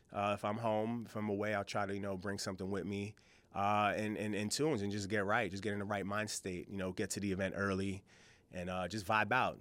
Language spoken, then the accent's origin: English; New York, United States; I'm from New York